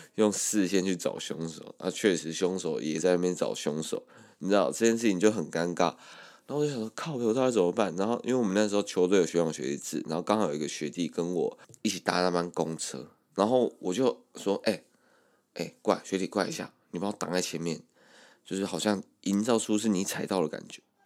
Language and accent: Chinese; Kaohsiung area, Taiwan; moved away as an adult; now in Taipei, Taiwan; 我们从高中的时候就一直跑高雄市区